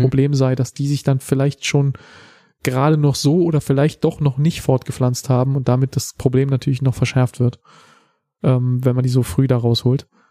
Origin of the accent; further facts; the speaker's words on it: Germany; in unserem Volk